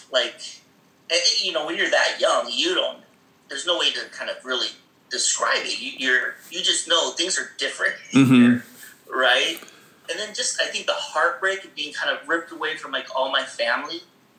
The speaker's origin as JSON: {"language": "English", "town": "Hemet", "region": "California", "country": "United States", "tie": "born there", "said": "So I was born in Hemet, California, a small little town outside of kind of half hour outside of Riverside."}